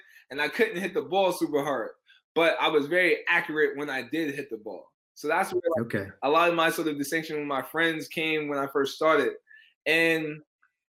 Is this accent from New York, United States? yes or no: yes; New York City, New York, United States; I said I was from Harlem